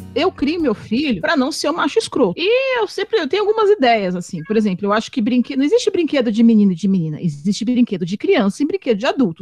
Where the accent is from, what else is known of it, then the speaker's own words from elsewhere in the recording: São Paulo, Brazil; moved away as an adult; also born or lived in Porangatu, Goiás; now in Goiás, Brazil; Eu sou de São Paulo, como sabe, a Liv também, e eu me assustei muito quando eu vim para cá